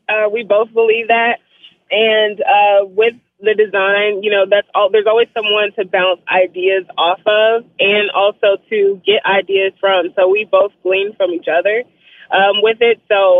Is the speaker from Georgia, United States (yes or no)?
no; Shreveport, Louisiana, United States; It absolutely is. We're from the North, too. We're from Shreveport.